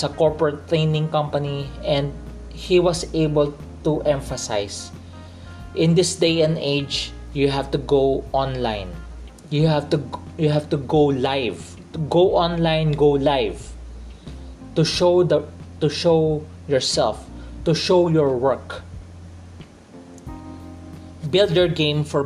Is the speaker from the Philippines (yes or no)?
yes; Philippines; I grew up in the Philippines. I'm a Filipino who grew up in the Philippines.